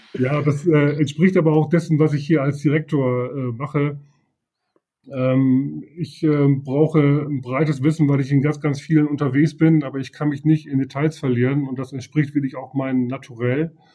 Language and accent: German; Leer, Lower Saxony, Germany; moved away as an adult; now in Oldenburg, Germany; Ich bin äh, gebürtiger aus Friese. Ich komme also aus Leer.